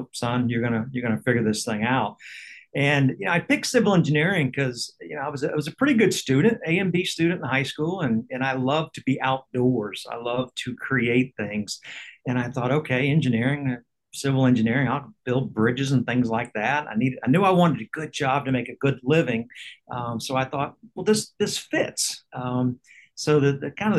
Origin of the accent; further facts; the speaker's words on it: Tallahassee, Florida, United States; also born or lived in Cape Canaveral; We grew up in Tallahassee